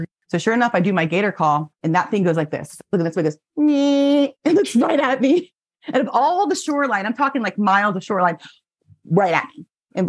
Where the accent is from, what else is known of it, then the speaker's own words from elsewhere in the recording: Florida, United States; I grew up in Florida